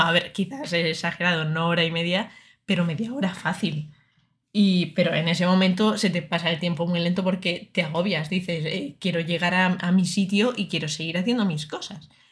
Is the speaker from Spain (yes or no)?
yes; Murcia, Region of Murcia, Spain; moved away as an adult; now in Madrid, Spain; yo soy de Murcia, entonces, eh, aunque no se me note mucho en el acento